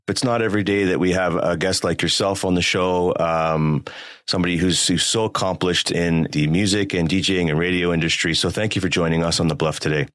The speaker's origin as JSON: {"language": "English", "town": "Toronto", "region": "Ontario", "country": "Canada", "said": "Our experiences at the school, our experiences in Scarborough, in the six, in the borough, as they call it"}